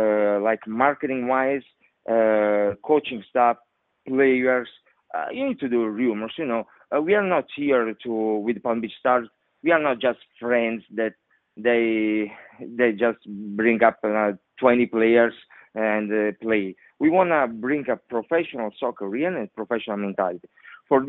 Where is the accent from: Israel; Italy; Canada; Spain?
Italy; English is a second language; now in United States; I came from Italy, you know, so it's totally different.